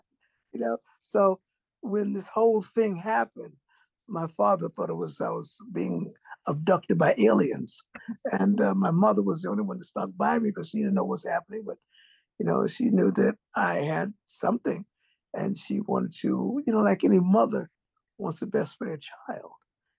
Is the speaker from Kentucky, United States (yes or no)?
no; New York City, New York, United States; I'm from Brooklyn, and from quartet groups and church.